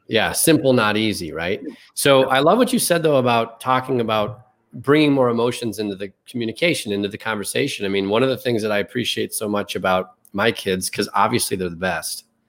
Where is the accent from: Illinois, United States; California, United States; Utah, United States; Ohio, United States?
Illinois, United States; Chicago; I'm from Chicago